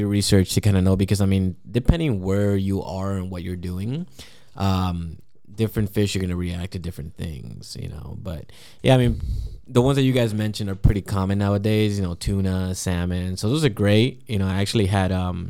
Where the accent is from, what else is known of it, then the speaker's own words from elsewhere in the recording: Florida, United States; moved away; I grew up in Florida